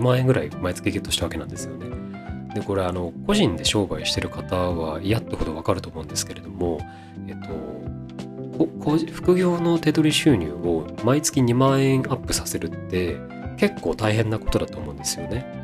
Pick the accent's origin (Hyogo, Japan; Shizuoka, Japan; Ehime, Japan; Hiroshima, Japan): Shizuoka, Japan; now in Tokyo, Japan; 静岡県の生まれ